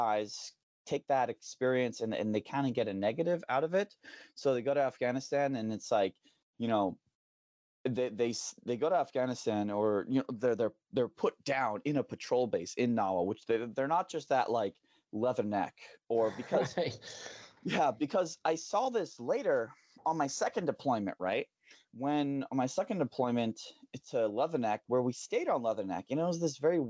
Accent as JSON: {"language": "English", "country": "Thailand", "tie": "born or raised there", "said": "There wasn't anything exotic or unique about a foreign language to me, growing up in Thai and running around speaking Thai and then Burmese and stuff."}